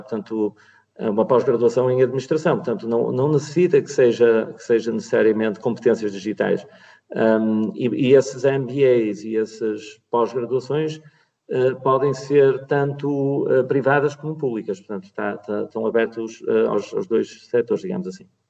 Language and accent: Portuguese; Porto, Norte, Portugal; no Porto, a minha cidade natal